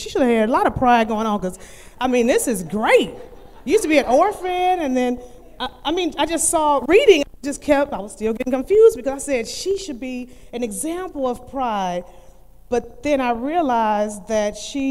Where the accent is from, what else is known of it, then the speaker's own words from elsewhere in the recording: Cleveland, Ohio, United States; I'm from Cleveland, Ohio, so going to high school, we walked